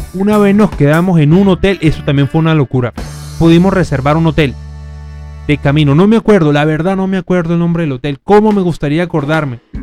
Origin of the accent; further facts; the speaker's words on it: Venezuela; moved away; somos de Venezuela